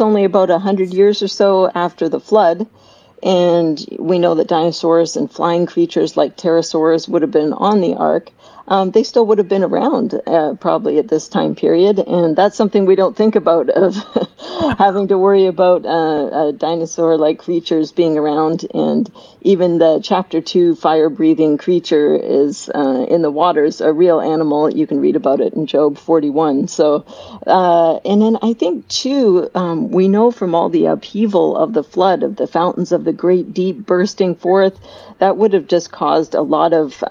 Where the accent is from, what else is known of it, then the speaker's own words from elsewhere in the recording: Canada; moved away; I'm from Canada originally, so we do learn French